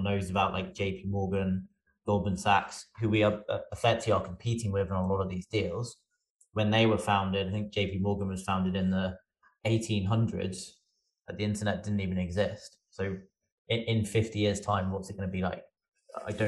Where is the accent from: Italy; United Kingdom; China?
United Kingdom; England; moved away as an adult; now in United States; I'm also English. I just happen to live, well, I moved to the US for Effie